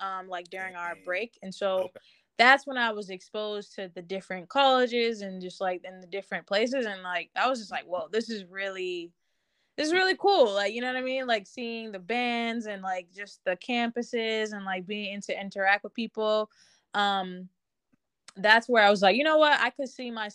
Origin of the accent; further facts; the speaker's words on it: Boston, Massachusetts, United States; also born or lived in Winston-Salem, North Carolina; I love being from Boston